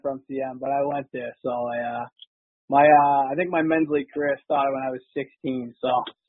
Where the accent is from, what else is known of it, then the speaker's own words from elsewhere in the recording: Boston, Massachusetts, United States; I grew up in High Park.